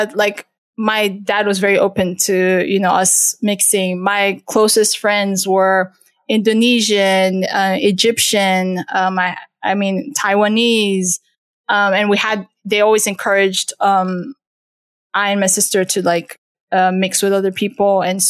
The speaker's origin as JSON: {"language": "English", "country": "Turkey", "tie": "born there", "said": "I was born in Turkey. So like I had a lot of, you know, Turkish, Middle Eastern influence as well."}